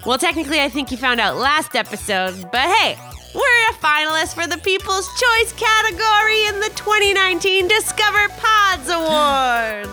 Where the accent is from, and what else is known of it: Canada